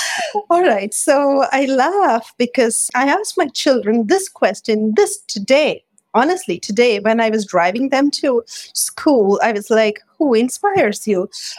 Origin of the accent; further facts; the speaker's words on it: India; I'm Indian, so I grew up with a lot of cooking spices and aromas and colors surrounded by all these.